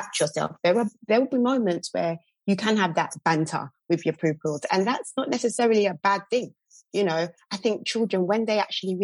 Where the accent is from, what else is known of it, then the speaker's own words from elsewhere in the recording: London, United Kingdom; I'm from South London, born and raised